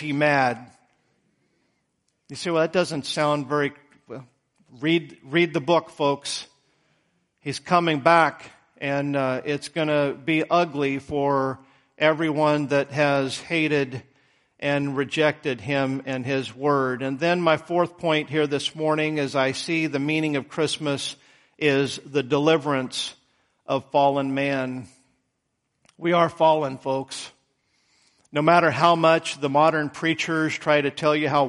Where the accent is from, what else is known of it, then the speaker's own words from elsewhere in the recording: United States; I speak as a man, as an American